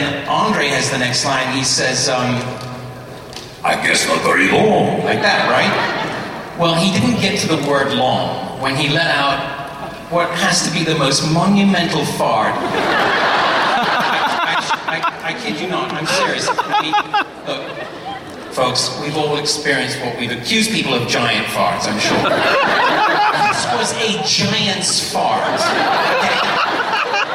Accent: England, United Kingdom; I grew up in England

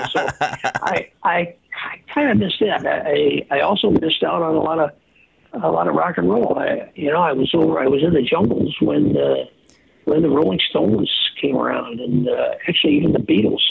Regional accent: Earlville, Illinois, United States; moved away; I went back to my hometown in Earlville

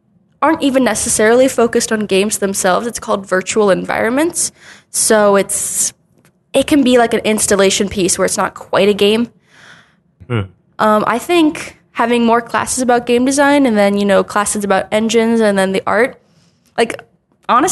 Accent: New Jersey, United States; moved away as an adult; I was only looking at schools in my home state, New Jersey

